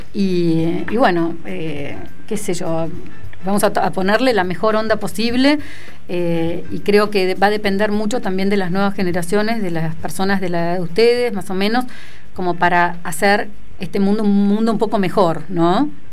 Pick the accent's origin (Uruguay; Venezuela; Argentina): Argentina